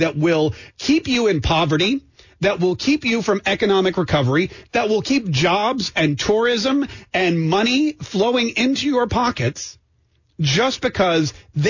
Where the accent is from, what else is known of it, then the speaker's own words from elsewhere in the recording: Canada; now in United States; I'm from Canada. And before that, my relatives were from Poland